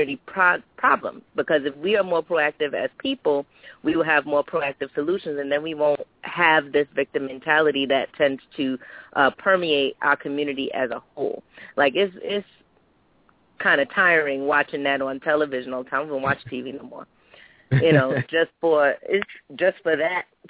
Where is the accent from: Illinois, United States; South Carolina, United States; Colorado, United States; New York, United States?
New York, United States; New York City; I was born and raised in Brooklyn, New York.